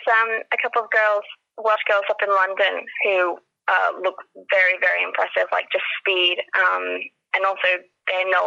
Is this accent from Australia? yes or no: yes; Australia; moved away as an adult; now in United Kingdom; I'm actually from Australia, and um, so I played it in high school um, before moving over to the UK.